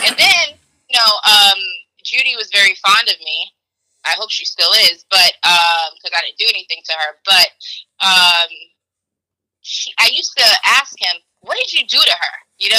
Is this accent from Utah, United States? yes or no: no; New York City, New York, United States; Sorry, but like, I'm a New Yorker, you know.